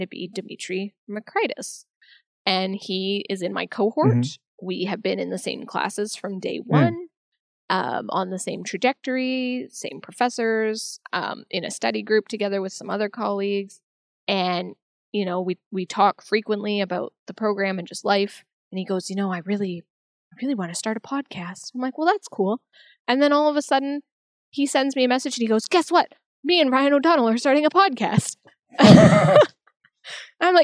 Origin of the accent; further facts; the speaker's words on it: Canada; I'm from Canada